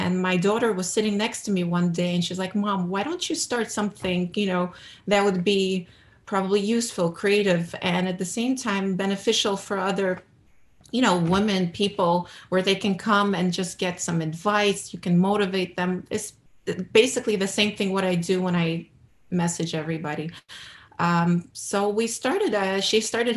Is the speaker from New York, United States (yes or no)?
yes; New York City, New York, United States; now in New Jersey, United States; I was born and raised in America, in Brooklyn, New York